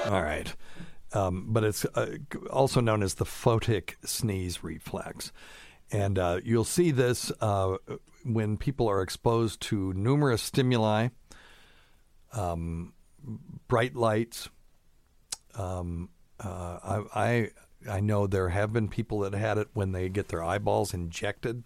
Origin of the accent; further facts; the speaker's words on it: the South, United States; also born or lived in Vermont / Tennessee; I've always lived in the South, except for a few years in my youth.